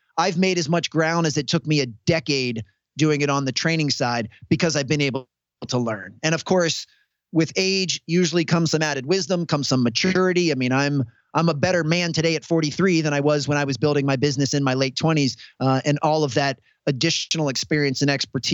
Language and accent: English; United States; I come from the United States